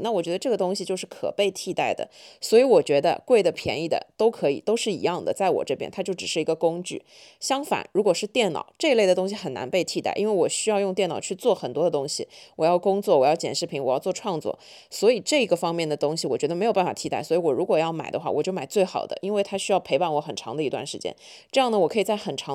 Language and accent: Chinese; Shanghai, China; 虽然我是土生土长的上海人，但是我身边所有的朋友都觉得我不像上海人，或者说我不是一个特别上海话的上海人